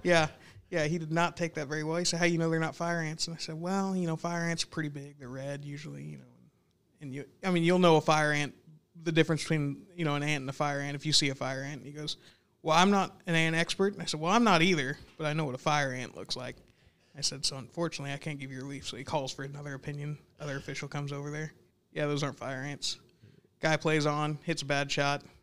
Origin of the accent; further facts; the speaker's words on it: Newcastle, Oklahoma, United States; I grew up in Newcastle, you know, just south of Early Wine